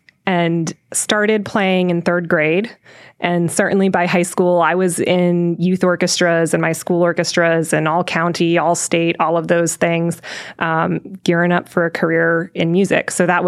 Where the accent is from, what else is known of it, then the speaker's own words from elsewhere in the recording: Washington, District of Columbia, United States; moved away as an adult; also born or lived in Chevy Chase, Maryland / Cleveland, Ohio / Boulder, Colorado / Stevens Point, Wisconsin; now in Mansfield, United States; I was born in Washington, D.C., lived for 12 years in the city, and then moved directly outside of the city into Chevy Chase, Maryland.